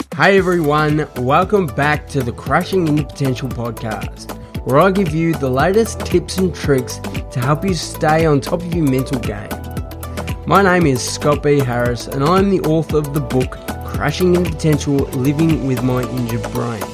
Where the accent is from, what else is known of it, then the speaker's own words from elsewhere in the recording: Australia; I am from Australia